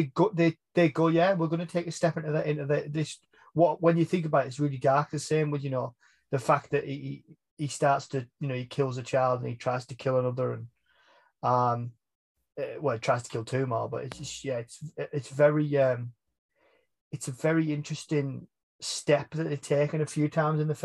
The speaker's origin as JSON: {"language": "English", "country": "United Kingdom"}